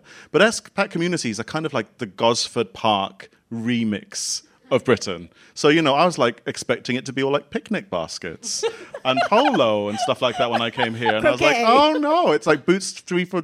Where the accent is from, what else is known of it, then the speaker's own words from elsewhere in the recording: Singapore; also born or lived in Bath / Kent / Ecuador; now in London, United Kingdom; I grew up in Singapore. But neither of my parents were from Singapore